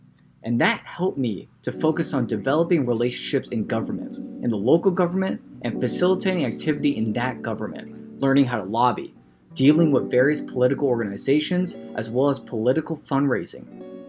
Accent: Philadelphia, Pennsylvania, United States; Everyone calls me … even though technically … I was born and raised in Philadelphia.

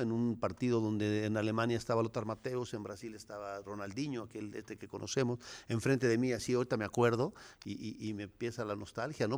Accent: Cuernavaca, Morelos, Mexico; Yo nací en Cuernavaca, Morelos, ahí en el mero Zócalo, en el mero centro.

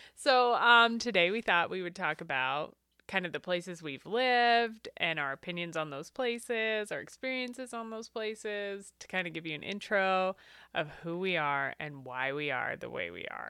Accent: Eastern Washington, United States; now in Tacoma, United States; I grew up in Eastern Washington in a town of about six thousand people

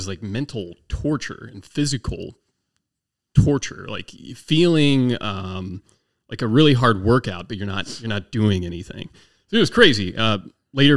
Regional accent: southern Maryland, United States; also born or lived in Naval Air Station Patuxent River, Maryland / Las Cruces, New Mexico; I was about 6 years old when the parents bought a horse farm down in southern Maryland. So I actually grew up on 30 acres of land

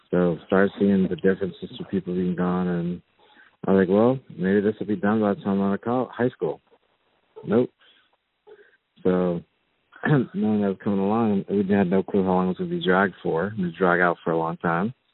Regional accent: North Carolina, United States; moved away as an adult; So I ended up growing up in North Carolina. It turned ages three through 19 in North Carolina. It's a wonderful state.

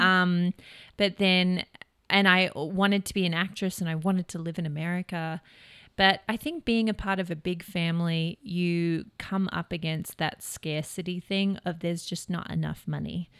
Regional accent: Melbourne, Victoria, Australia; moved away as an adult; now in United States; I am from Melbourne, Australia

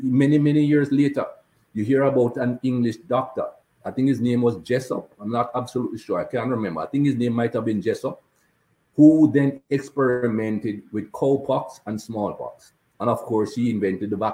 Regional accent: Jamaica; now in Cayman Islands; As a black man growing up in Jamaica, we weren't taught anything good about black people or people of color

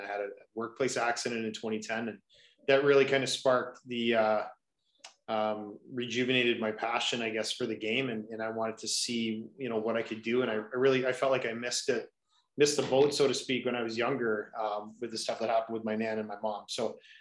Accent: Kitchener, Ontario, Canada; So I grew up in Kitchener, Ontario.

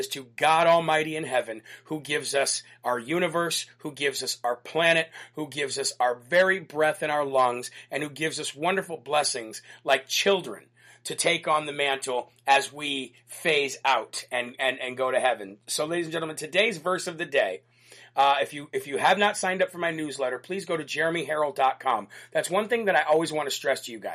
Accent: Illinois, United States; moved away; Illinois, which is my home state

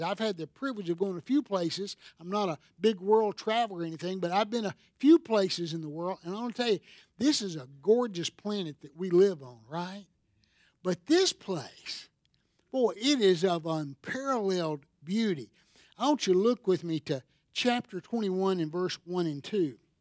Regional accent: Seneca, South Carolina, United States; I'm from Seneca, South Carolina, and a lot of us want to go back to our home where we grew up

